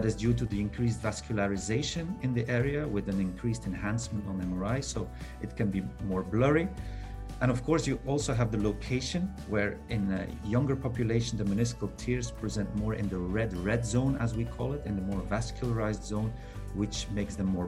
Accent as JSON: {"language": "English", "country": "Belgium", "moved": "as an adult", "lives_now": "Doha, Qatar", "said": "I'm originally from Belgium, but working in the Middle East"}